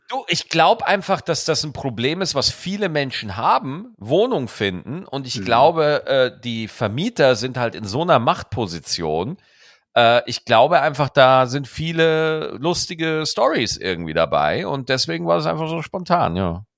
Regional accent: Lower Bavaria, Germany; now in Cologne, Germany; Ich war in meiner Heimat, in Niederbayern war ich

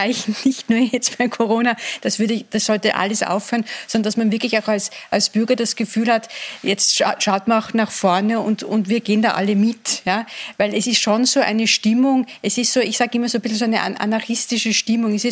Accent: Vienna, Austria; Und dann, sind wir alle in den Lockdown gegangen und sind mit dieser Mehrfachbelastung, zumindest als Wiener, auch da gewesen.

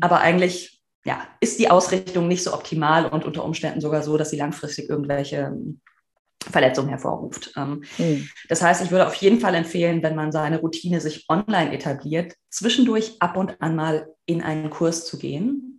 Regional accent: Marburg, Hesse, Germany; also born or lived in Berlin; ich komme aus Marburg.

